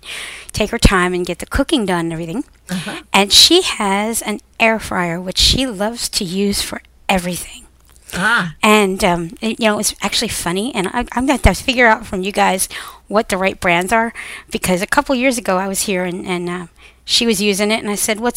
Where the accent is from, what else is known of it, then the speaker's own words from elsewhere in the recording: Pennsylvania, United States; I'm from Pennsylvania